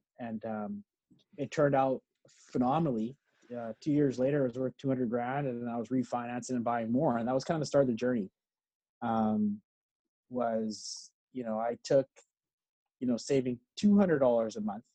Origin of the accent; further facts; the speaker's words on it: Edmonton, Alberta, Canada; moved away; I grew up in Edmonton